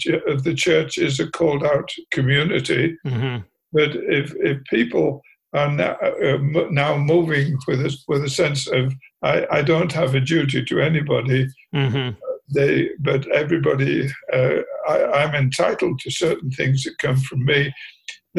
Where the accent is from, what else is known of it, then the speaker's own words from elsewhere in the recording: England, United Kingdom; moved away; When I was growing up in England